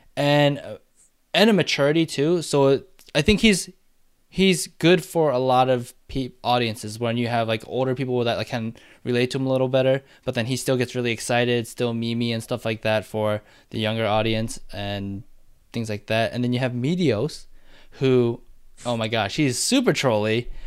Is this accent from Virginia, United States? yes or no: no; Michigan, United States; moved away; also born or lived in Madison, Wisconsin; I was born in Michigan, so I'm a, like, I'm a, you know, a Wolverine